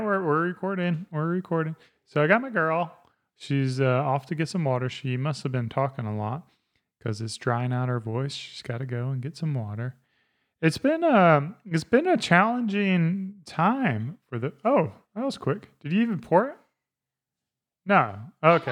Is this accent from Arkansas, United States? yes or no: no; South Carolina, United States; I grew up in South Carolina